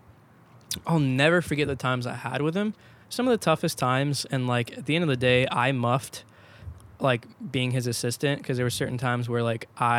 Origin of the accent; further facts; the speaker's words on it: Georgia, United States; I commuted from my hometown to downtown Atlanta.